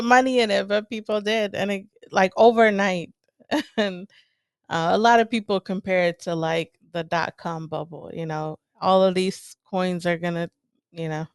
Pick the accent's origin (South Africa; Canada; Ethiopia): Ethiopia; moved away; I grew up in Ethiopia